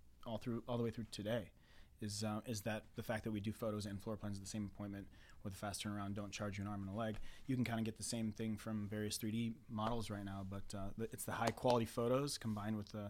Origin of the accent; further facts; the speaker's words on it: Michigan, United States; I grew up in Michigan.